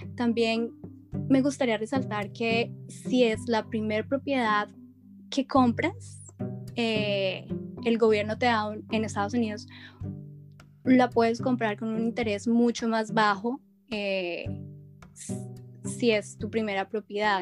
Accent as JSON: {"language": "Spanish", "region": "Bogotá", "country": "Colombia", "moved": "as an adult", "lives_now": "United States", "said": "soy originalmente de Colombia, eh, soy bogotana"}